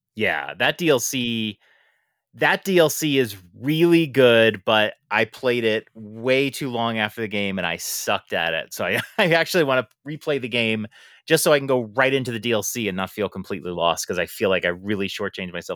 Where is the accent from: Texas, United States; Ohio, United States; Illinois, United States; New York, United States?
New York, United States; I am from New York.